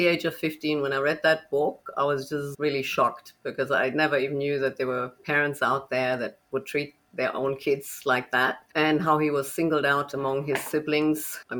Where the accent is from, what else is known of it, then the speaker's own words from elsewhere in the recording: Germany; moved away; also born or lived in United States; So I'm already an expat child. I'm originally from Germany, but my father was an engineer, so we moved quite a bit.